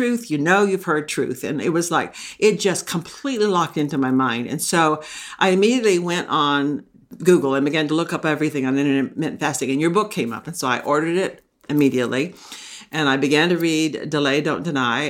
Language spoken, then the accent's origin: English; Texas, United States; now in Maine, United States; I grew up in Texas